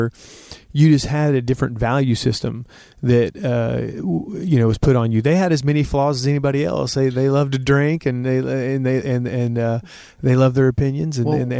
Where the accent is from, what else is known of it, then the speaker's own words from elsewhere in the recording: Oklahoma City, Oklahoma, United States; moved away as an adult; also born or lived in Los Angeles; I'm from suburban Oklahoma City.